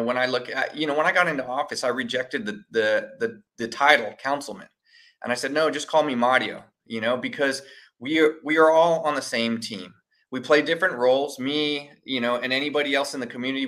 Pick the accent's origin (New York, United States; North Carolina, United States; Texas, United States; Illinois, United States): Texas, United States; San Antonio; also born or lived in Austin; grew up here in San Antonio